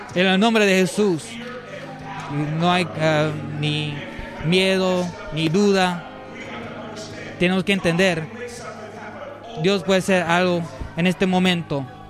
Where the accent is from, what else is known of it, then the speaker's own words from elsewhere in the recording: San Joaquin Valley, California, United States; soy eh, del Valle de San Joaquín. Eh, yo estaba cerca donde había una donde había almendras